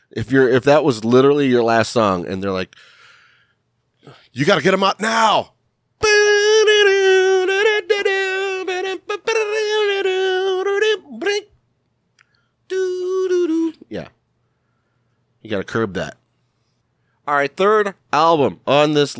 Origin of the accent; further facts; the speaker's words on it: Cleveland, Ohio, United States; I'm from Cleveland. Well, I'm from a suburb of Cleveland, and it was like hometown.